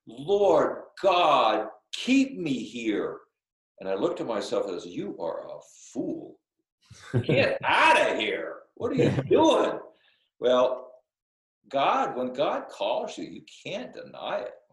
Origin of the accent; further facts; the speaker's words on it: United States; moved away as an adult; also born or lived in Alaska / Magadan, Russia; I'm American and a Catholic priest